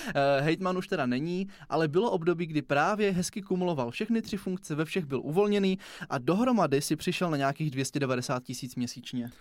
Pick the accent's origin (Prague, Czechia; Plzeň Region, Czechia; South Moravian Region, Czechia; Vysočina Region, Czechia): South Moravian Region, Czechia; u nás na Jižní Moravě